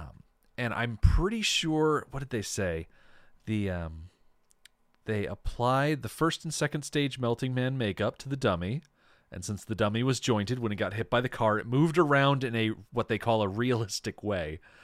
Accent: United States; as an American

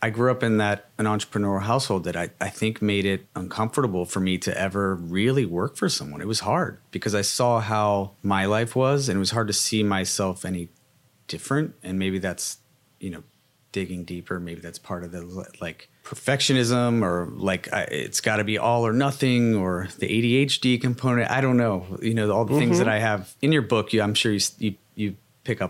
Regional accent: Cincinnati, Ohio, United States; growing up in Cincinnati

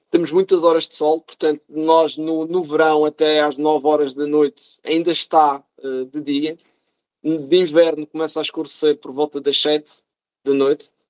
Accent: Madeira, Portugal; sou da Madeira

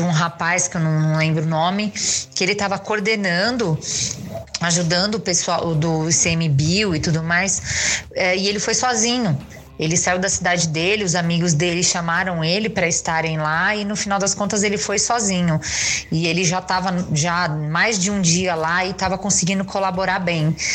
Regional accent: São Paulo, Brazil; eu sou de São Paulo

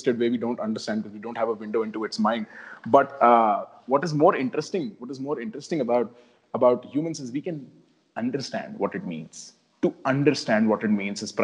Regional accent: India; moved away as an adult; now in United States; we share common context growing up in India and almost growing up in, I would assume, similar families

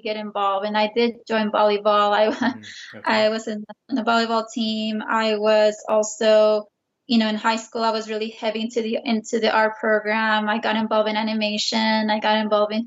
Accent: San Jose, California, United States; English is a second language; also born or lived in Guadalajara, Jalisco, Mexico; I would definitely say that I grew up in San Jose, and it is a strong Chicano community there.

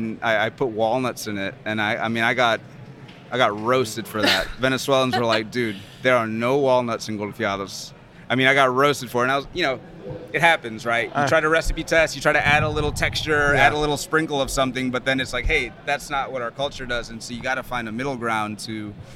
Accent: New Orleans, Louisiana, United States; now in New York, United States; I'm from New Orleans. My parents are from Honduras.

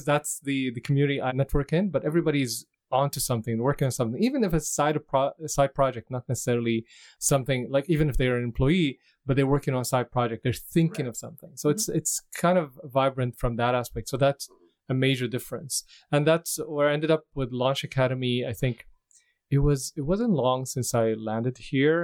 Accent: Damascus, Damascus Governorate, Syria; moved away as an adult; also born or lived in Dubai, United Arab Emirates; now in Vancouver, Canada; I'm originally from Syria, mm-hmm. Damascus, Syria

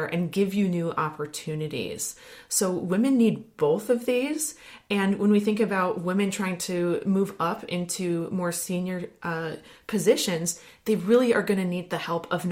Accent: Wisconsin, United States; I'm from Wisconsin

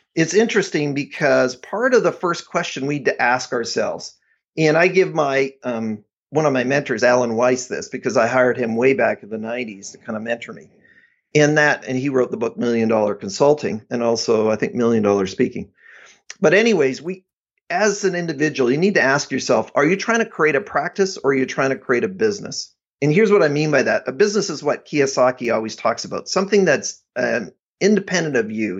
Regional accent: Abbotsford, British Columbia, Canada; I, uh, grew up in the Vancouver area

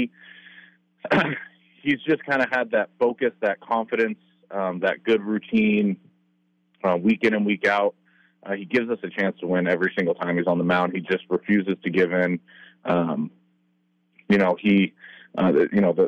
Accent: the Northwest, Pacific Northwest, United States; I'm from the Northwest

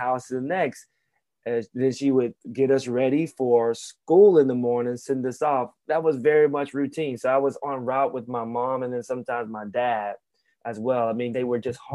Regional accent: Alabama, United States; growing up in Alabama in the mid 80s

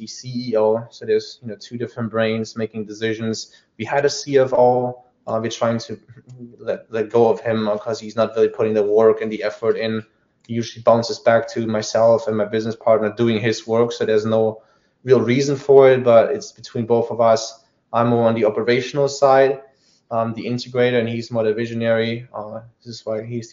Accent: Germany; accent: German; moved away; I was born in Germany.

